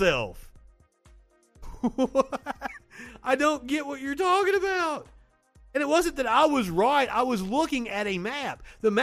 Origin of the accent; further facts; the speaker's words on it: Kentucky, United States; accent: Southern; also born or lived in Tennessee; now in Alabama, United States; I'm from Kentucky and I went to college in Tennessee. I worked for several news stations in Kentucky